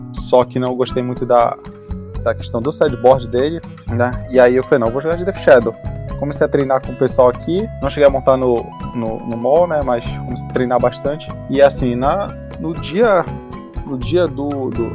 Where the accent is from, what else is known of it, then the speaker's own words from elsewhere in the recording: Macapá, Amapá, Brazil; moved away as an adult; now in Belém, Brazil; Eu sou natural de Macapá, mas eu moro em Belém é, desde esse desse período, né? É, vim morar para cá para fazer a faculdade